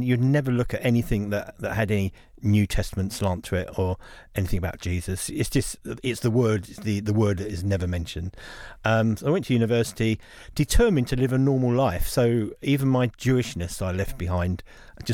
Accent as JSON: {"language": "English", "region": "London", "country": "United Kingdom", "tie": "born or raised there", "said": "I was brought up in London"}